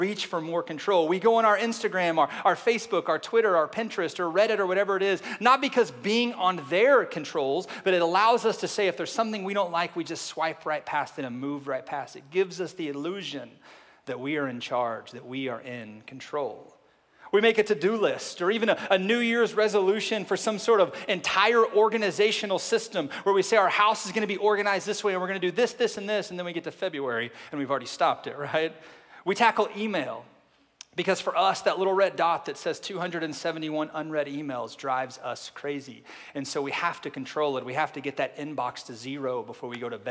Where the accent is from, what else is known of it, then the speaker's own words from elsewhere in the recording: Oklahoma, United States; now in Arkansas, United States; I am from Oklahoma, live in Arkansas right now